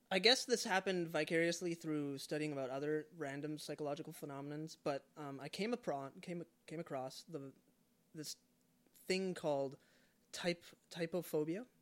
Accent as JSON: {"language": "English", "country": "Canada", "said": "I'm a Canadian citizen, but I identify, um, I don't know, I guess, as a Jesus follower primarily"}